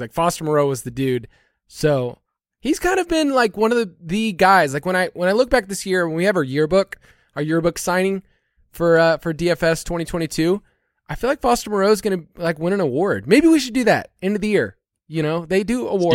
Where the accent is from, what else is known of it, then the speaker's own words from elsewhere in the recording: United States; being an American